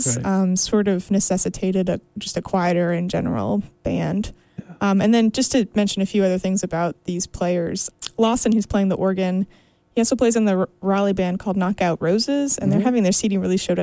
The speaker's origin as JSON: {"language": "English", "country": "Canada", "said": "I'm Canadian"}